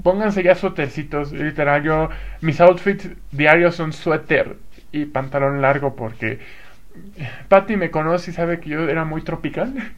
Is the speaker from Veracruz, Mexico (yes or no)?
no; Acapulco, Guerrero, Mexico; now in Toluca, Mexico; ya me habré ido a mi pueblo, a mi rancho